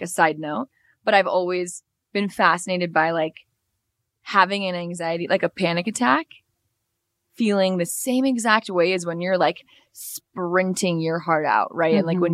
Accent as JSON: {"language": "English", "town": "Los Angeles", "region": "California", "country": "United States", "moved": "yes", "lives_now": "Mexico City, Mexico", "said": "I'm from Los Angeles, from California, living here in Mexico City"}